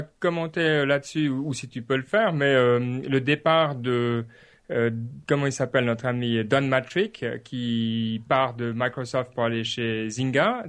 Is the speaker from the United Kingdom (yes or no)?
no; Switzerland; en tant que Suisse